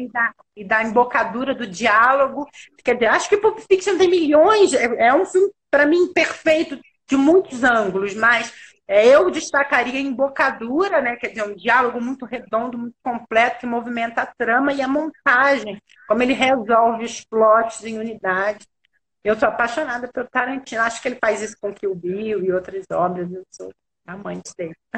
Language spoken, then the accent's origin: Portuguese; Rio de Janeiro, Brazil; eu sou carioca, eu sou do Rio